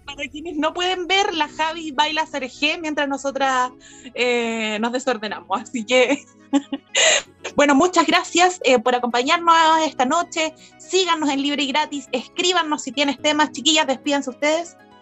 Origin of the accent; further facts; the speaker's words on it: Recoleta, Santiago Metropolitan Region, Chile; yo soy de Recoleta, ¿ah? de la República Independiente de Recoleta.